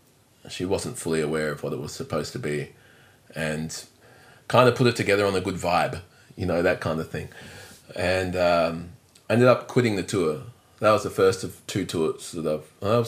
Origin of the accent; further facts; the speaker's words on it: Adelaide, South Australia, Australia; also born or lived in Netherlands; So I was born in Holland. My mum was living in Europe with my dad in France, in Paris, and. And then shortly after I was born, they separated. Well, Mum wanted to bring me up in Australia, so but back in Adelaide